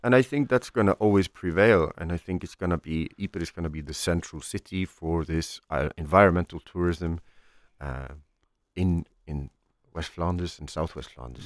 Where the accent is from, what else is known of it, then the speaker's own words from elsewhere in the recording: Iceland; moved away as an adult; I'm from Iceland, um, uh, which is a phenomenal country